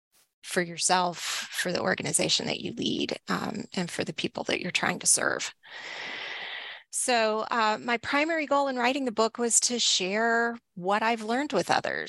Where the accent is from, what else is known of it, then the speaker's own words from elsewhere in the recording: Texas, United States; So I grew up in Northeast Texas, and I've been in libraries.